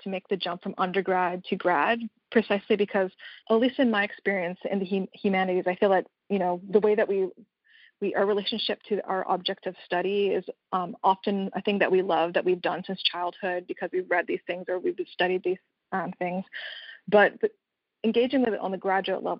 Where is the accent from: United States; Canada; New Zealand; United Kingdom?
Canada; I'm actually Canadian